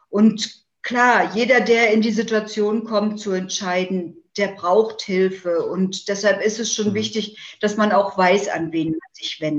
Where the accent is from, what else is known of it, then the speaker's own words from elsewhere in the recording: East Germany, Germany; Ich bin ja aus der DDR und muss sagen, wir DDR-Frauen waren da schon ein sehr ähm, tolerantes System gewohnt.